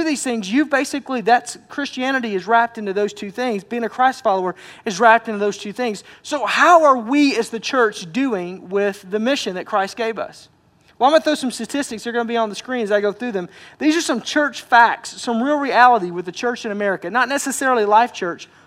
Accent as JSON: {"language": "English", "region": "Arkansas", "country": "United States", "moved": "yes", "said": "I'm from Arkansas"}